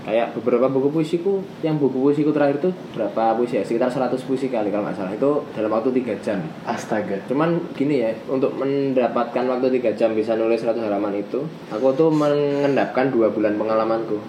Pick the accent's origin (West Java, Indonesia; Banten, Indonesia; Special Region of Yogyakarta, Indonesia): Special Region of Yogyakarta, Indonesia; Yogyakarta; moved away as an adult; also born or lived in Jakarta; now in Bogor, Indonesia; aku orang Jogja yang lahir dan sampai ke di Jogja